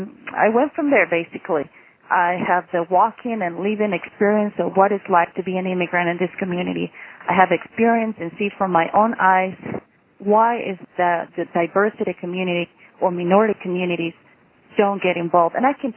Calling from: Cortez, Colorado, United States; I'm calling you from Cortez, Colorado. We are in the Four Corners area

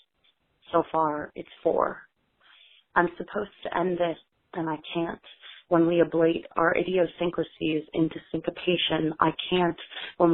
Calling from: New York, United States; I'm calling from Brooklyn, New York

